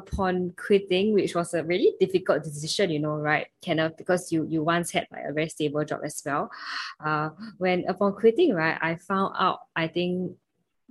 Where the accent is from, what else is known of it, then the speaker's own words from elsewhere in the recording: Singapore; from Singapore